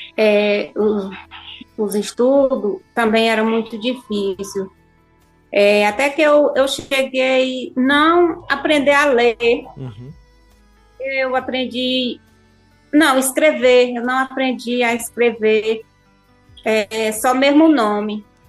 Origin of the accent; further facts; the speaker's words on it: Crateús, Ceará, Brazil; also born or lived in Serra (birthplace) / near Nova Russas, Ceará; eu sou de Crateús